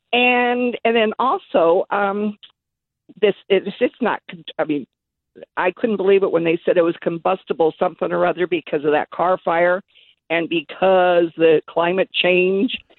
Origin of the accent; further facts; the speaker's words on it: Redding, California, United States; moved away as an adult; now in Citrus Heights, United States; I'm originally from Reading, and, uh, my, in fact, my family's been there since eighteen forty-seven